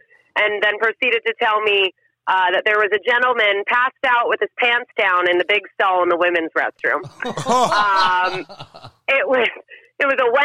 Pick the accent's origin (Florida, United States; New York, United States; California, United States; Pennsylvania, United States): California, United States; Santee; I grew up in East County of San Diego over in Santee